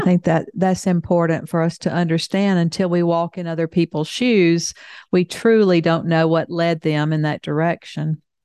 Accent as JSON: {"language": "English", "region": "the South", "country": "United States", "tie": "born or raised there", "said": "I grew up in the South"}